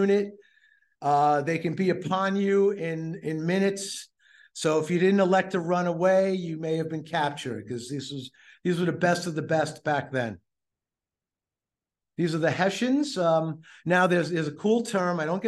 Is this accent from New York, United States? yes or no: yes; Nassau County, New York, United States; I grew up in Nassau County playing street hockey